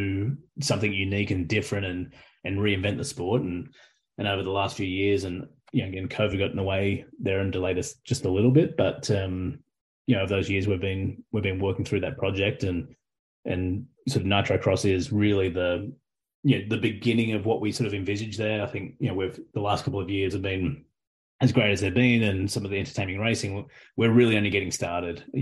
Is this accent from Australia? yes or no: yes; Australia; accent: Australian; now in United States; as an Australian